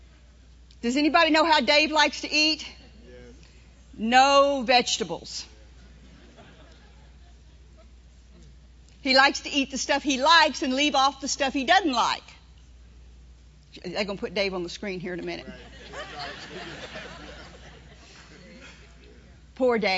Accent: New Orleans, Louisiana, United States; moved away; I was born in New Orleans, in the city of New Orleans. And I grew up there

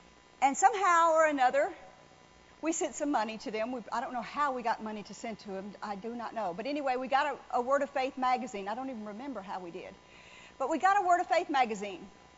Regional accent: New Orleans, Louisiana, United States; I mean, I was raised in New Orleans, but I'd never stayed in a hotel room before.

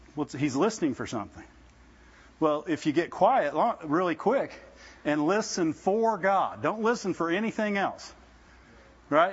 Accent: Midwest, United States; I grew up in the Midwest

